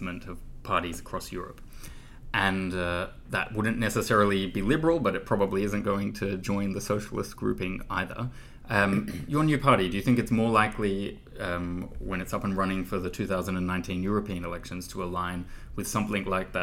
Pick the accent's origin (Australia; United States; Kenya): Australia; I'm from Australia, where I think it's almost the second or third biggest Greek city in the world, in Melbourne